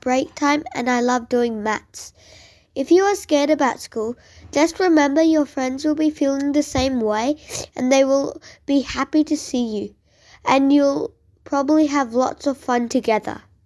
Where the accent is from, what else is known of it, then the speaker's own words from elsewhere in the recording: Canberra, Australian Capital Territory, Australia; I am from Canberra, Australia.